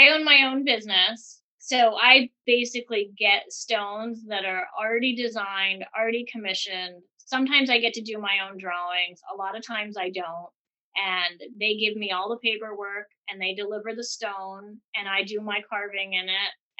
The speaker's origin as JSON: {"language": "English", "town": "Barre", "region": "Vermont", "country": "United States", "tie": "born or raised there", "said": "I was born and raised in Barrie, Vermont"}